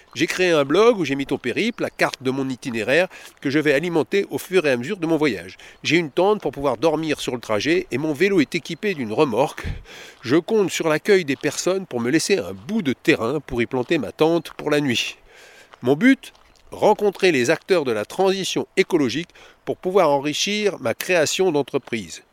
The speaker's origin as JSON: {"language": "French", "country": "Costa Rica", "moved": "as an adult", "lives_now": "France", "said": "Je viens de Costa Rica et de faire une école de cirque là-bas"}